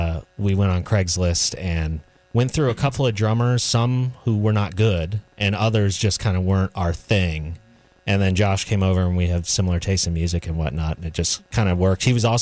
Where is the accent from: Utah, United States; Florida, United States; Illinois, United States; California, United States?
Florida, United States; now in North Carolina, United States; Derek and I grew up in Florida together